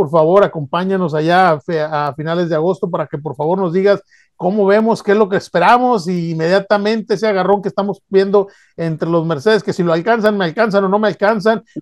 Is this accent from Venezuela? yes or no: no; Mexico; pues como mexicano nos da gusto, ¿verdad?